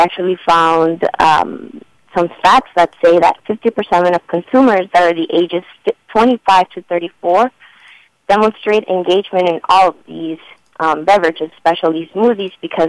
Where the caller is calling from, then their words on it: Chicago, Illinois, United States; I'm calling from Chicago.